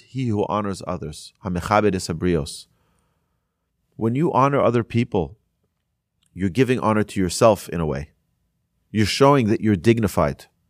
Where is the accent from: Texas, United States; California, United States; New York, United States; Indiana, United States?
New York, United States; Monsey; there was a rabbi where I grew up in Muncie, in New York